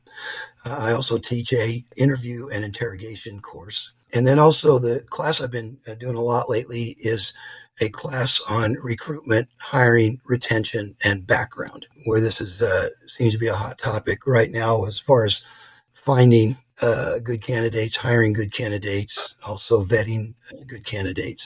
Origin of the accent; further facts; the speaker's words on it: Los Angeles, California, United States; moved away as an adult; now in Boise, United States; I'm originally from Los Angeles